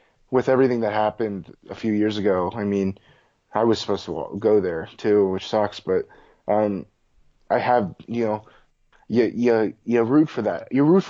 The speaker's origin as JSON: {"language": "English", "region": "Pennsylvania", "country": "United States", "tie": "born or raised there", "said": "I grew up in Pennsylvania"}